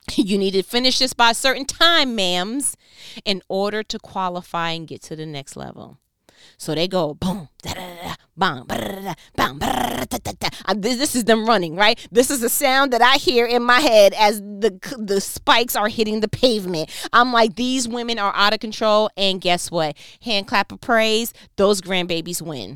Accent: New York, United States; I'm from New York

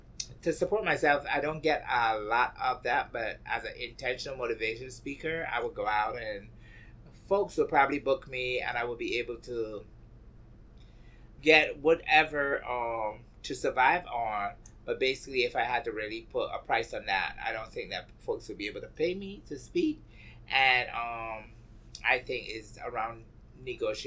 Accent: Barbados; moved away as an adult; now in New York, United States; Growing up in Barbados, you had to fight.

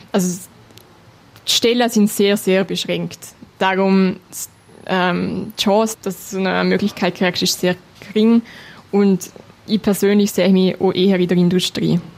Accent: Liechtenstein; Also mein Liechtenstein ist meine Heimat und ich fühle mich auch sehr wohl, wenn ich da zurückkomme.

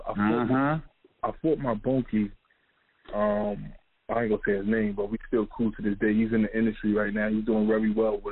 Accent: New York, United States; I'm from New York, so I got locked up in Pennsylvania

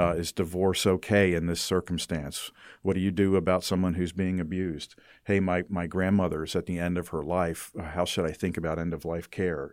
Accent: United States; I as an American grow up with the perspective of whatever works is okay

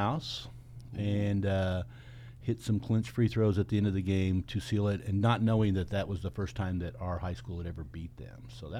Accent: Denver, Colorado, United States; I'm from the Denver area

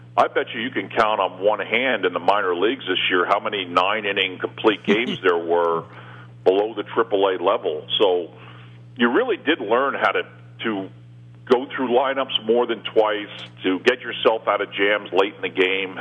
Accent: New York City, New York, United States; My whole family's from New York. You know, I was born in Brooklyn

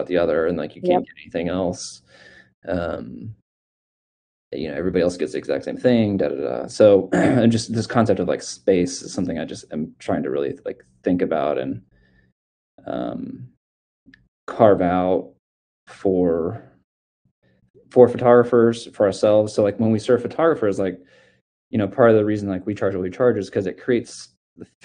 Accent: Missouri, United States; I grew up in Missouri, very poor, like literally grew up in a trailer

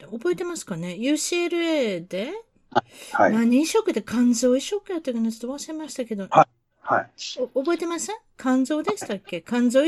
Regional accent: Sagamihara, Kanagawa, Japan; moved away; 僕はあの、神奈川県の相模原市です。

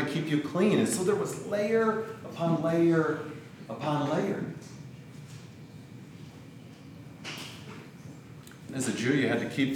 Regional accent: Grand Rapids, Michigan, United States; I was born in Grand Rapids, to parents who had emigrated from the Netherlands, and was baptized in a Christian Reformed church, went to Christian school, went to youth group

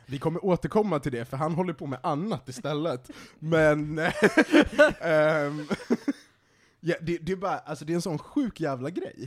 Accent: Sweden; som svensk

